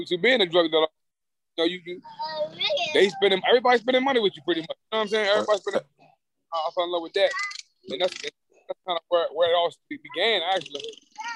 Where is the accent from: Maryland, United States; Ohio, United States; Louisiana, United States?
Maryland, United States; I'm from Maryland